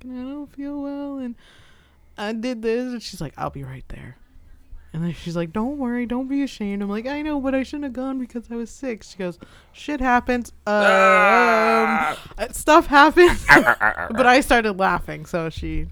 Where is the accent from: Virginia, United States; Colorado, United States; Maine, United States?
Maine, United States; also born or lived in North Carolina; I'm from Maine